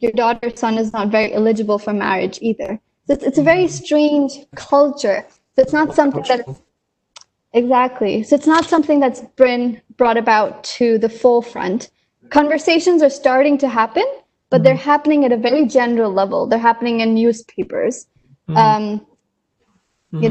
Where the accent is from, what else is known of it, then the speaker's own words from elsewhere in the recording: India; moved away; coming from a developing country, I'm originally from India